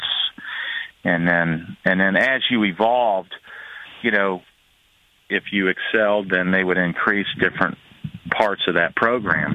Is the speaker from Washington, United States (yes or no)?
no; Florida, United States; I was from Florida